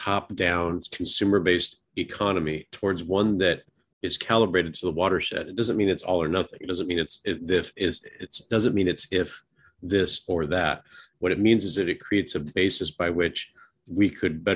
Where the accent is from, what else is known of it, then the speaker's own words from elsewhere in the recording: the Northwest, Pacific Northwest, United States; I grew up in the Northwest